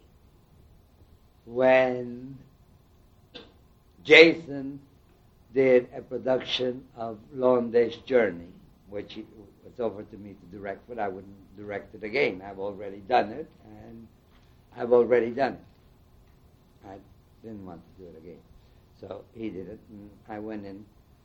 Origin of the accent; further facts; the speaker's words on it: Panama; now in United States; I come from Panama. I have lived in this country most of my mature life